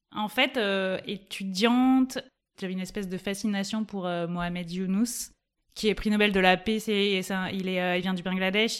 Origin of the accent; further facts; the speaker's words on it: Toulouse, Occitania, France; now in Grenoble, France; J'ai grandi à Toulouse, enfin dans l'agglomération toulousaine